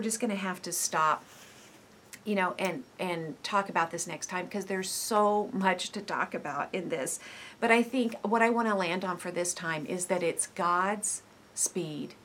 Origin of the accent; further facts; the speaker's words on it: United States